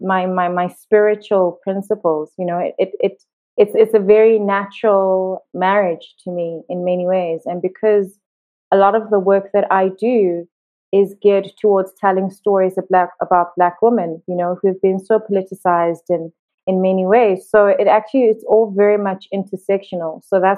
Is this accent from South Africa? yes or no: yes; South Africa; also born or lived in Johannesburg, South Africa / Cape Town, South Africa; I'm from South Africa. I've lived here most of my life.